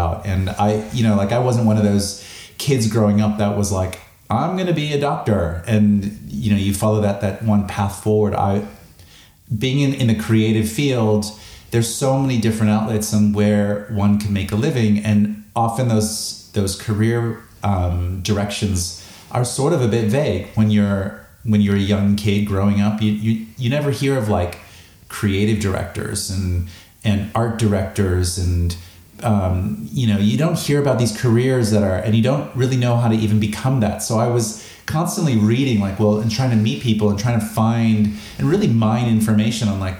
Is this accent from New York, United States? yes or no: no; Chicago, Illinois, United States; moved away as an adult; also born or lived in Los Angeles, United States; now in Sydney, Australia; I grew up in Chicago in the Midwest